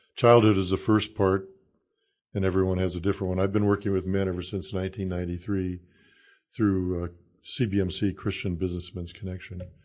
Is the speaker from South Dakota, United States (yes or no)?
yes; Salem, South Dakota, United States; also born or lived in Iowa / Kansas / Illinois; now in Nebraska, United States; I grew up in South Dakota